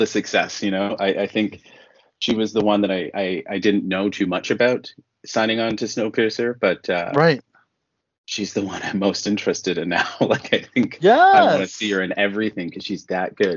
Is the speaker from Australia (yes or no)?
no; Toronto, Ontario, Canada; moved away as an adult; now in Vancouver, Canada